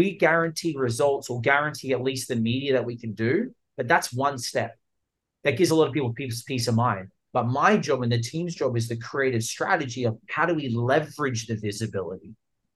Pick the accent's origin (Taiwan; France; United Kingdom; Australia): Australia; accent: Australian; also born or lived in Los Angeles, United States; now in Miami, United States; I was born in Australia. Let's clear up the Australian accent part